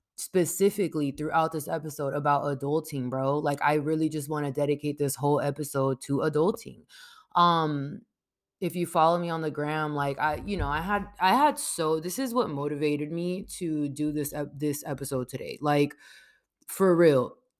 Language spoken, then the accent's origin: English; San Diego, California, United States; I grew up in San Diego, California, not born here, but I was raised here